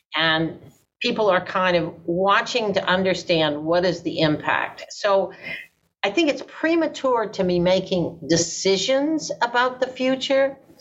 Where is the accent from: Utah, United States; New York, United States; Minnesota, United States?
New York, United States; New York City; I'm a Brooklynite